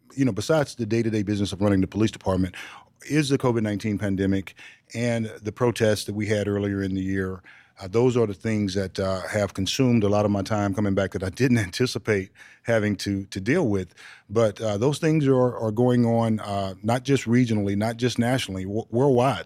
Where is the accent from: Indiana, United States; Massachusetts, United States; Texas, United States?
Texas, United States; I'm a Texan